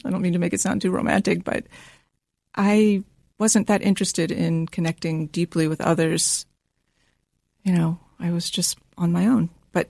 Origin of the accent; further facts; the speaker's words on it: Washington, District of Columbia, United States; Washington, D.C.